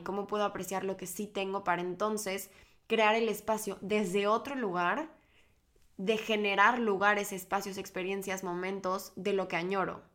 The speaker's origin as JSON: {"language": "Spanish", "country": "Mexico", "moved": "as an adult", "lives_now": "Barcelona, Spain", "said": "yo vivo ahorita en Barcelona, pero soy mexicana y llevo dos años viviendo en esta preciosa ciudad"}